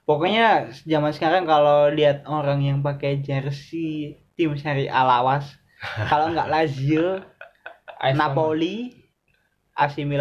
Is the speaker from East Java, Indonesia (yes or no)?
yes; Surabaya, East Java, Indonesia; Karena aku orang Surabaya, pengetahuanku tentang itu.